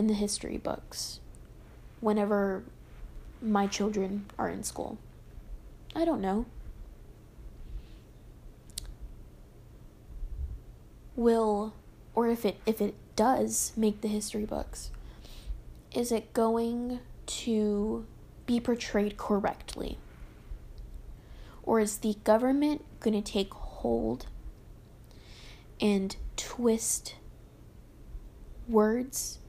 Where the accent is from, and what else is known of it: United States